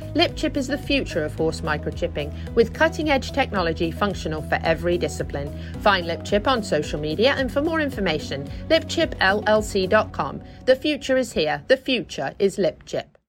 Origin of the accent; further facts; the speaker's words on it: United Kingdom; accent: British; now in Ocala, United States; my British accent